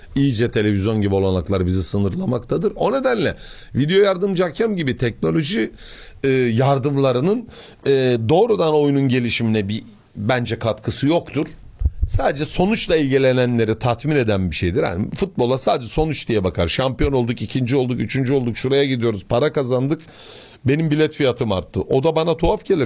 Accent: Samsun, Turkey; Bir Samsunlu olarak

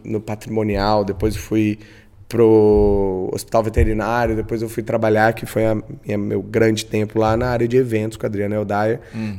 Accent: Campo Grande, Mato Grosso do Sul, Brazil; sou um bom campograndense, uhum. nascido e criado na Mata do Jacinto

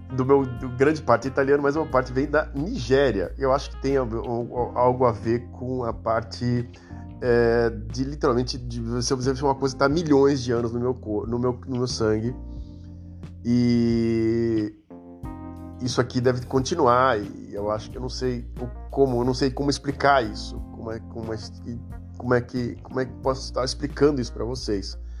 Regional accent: Santos, São Paulo, Brazil; Eu nasci na cidade de Santos. Caso você não saiba, eu nasci em Santos em 1974

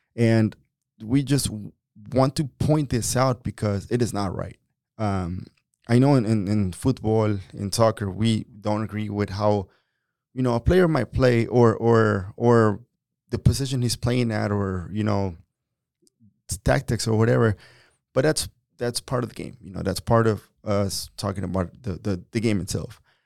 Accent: Mexico; now in United States; I'm a Mexican. I was born in Mexico. I've been in this country for twenty-three years

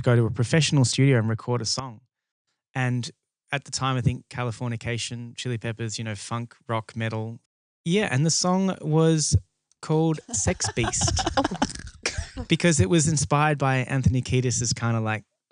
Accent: Australia; now in London, United Kingdom; live in London, originally from the beach in Australia

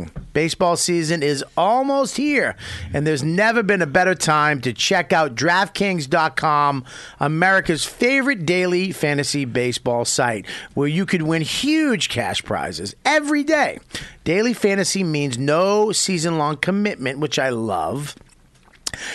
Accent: Denver, Colorado, United States; I'm from Denver.

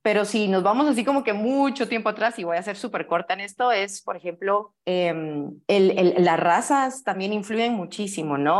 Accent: Guatemala; Aquí tienen a una chapina

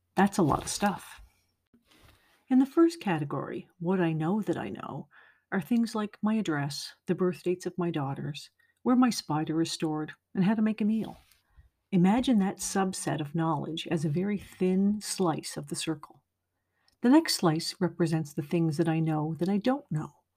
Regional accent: Nova Scotia, Canada; moved away; also born or lived in Montreal area, Quebec; I grew up in Nova Scotia and moved to the Montreal area

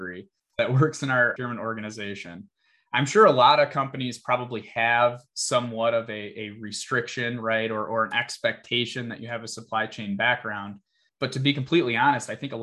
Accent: Michigan, United States; born and raised in Michigan

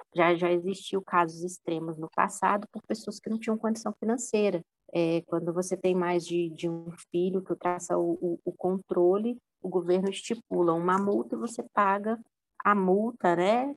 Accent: Minas Gerais, Brazil; now in São Paulo, Brazil; Eu sou de Minas, minha família toda é de Minas

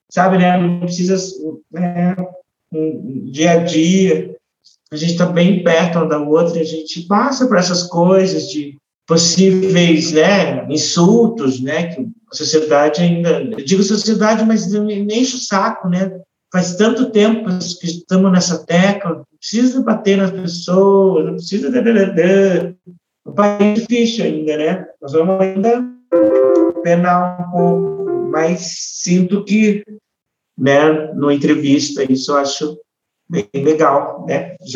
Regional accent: Ponta Grossa, Paraná, Brazil; Eu, como eu falei para você, eu vim de Ponta Grossa, que lá meu pai já vinha de uma estrada de lá do interior de Minas para conseguir um lugar melhor para os filhos estudarem

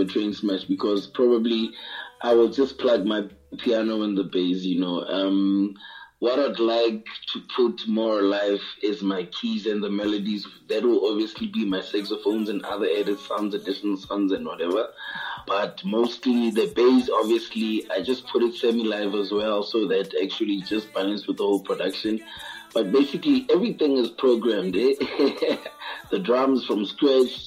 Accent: Vereeniging, Gauteng, South Africa; from South Africa, straight out of Africa, you know. Yeah, we're there, man. So right now, me there come out a place named Val, in Vereeniging around Johannesburg

